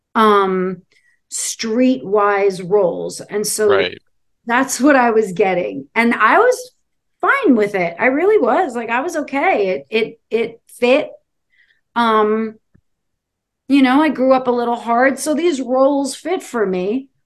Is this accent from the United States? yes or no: yes; New York City, New York, United States; also born or lived in Falmouth, Massachusetts; I grew up in Brooklyn, New York